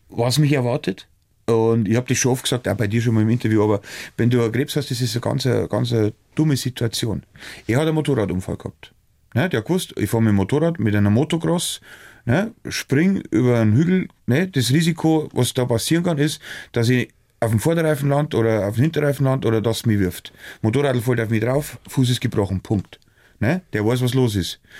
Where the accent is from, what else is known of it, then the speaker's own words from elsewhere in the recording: Weiden, Bavaria, Germany; Ja, also, logisch, das, bin ja aus Weiden, ich weiß genau, das.